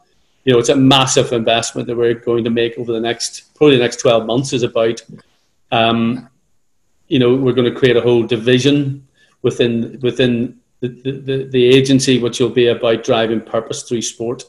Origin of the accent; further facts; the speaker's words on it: Northern Ireland, United Kingdom; accent: Northern Irish; moved away as an adult; also born or lived in London; now in Sydney, Australia; the stupid accent we have. So it sort of helped. If one thing from Northern Ireland really helped, it was that.